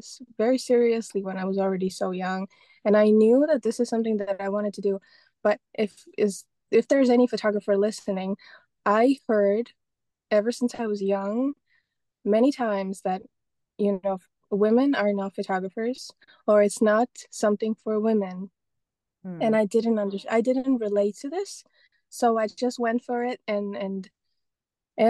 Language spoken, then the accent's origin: English; Estonia; moved away; also born or lived in London; I'm originally from Estonia